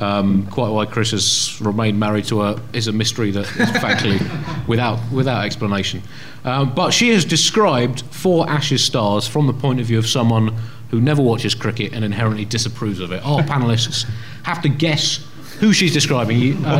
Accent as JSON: {"language": "English", "region": "England", "country": "United Kingdom", "said": "certainly as an English cricket fan, you like to assume that Australian cricket captains absolutely stink."}